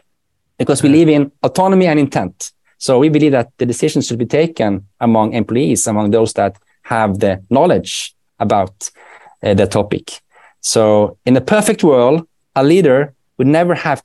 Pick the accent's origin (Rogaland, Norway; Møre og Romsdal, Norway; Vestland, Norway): Vestland, Norway; Bergen; accent: Bergen dialect; first language Norwegian; English is a second language; moved away as an adult; now in Sweden; I'm from Bergen